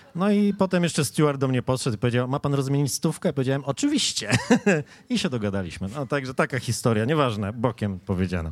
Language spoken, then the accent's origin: Polish; a village near Wrocław, Lower Silesian Voivodeship, Poland; moved away; ja się wychowywałem pod Wrocławiem w takiej wsi